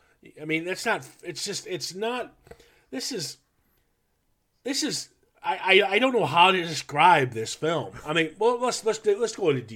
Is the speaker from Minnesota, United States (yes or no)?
yes; Minnesota, United States; I grew up in the Midwest. Yeah. So Minnesota wasn't going to.